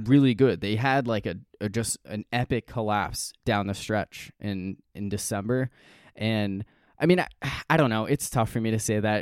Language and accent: English; New Hampshire, United States; growing up in New Hampshire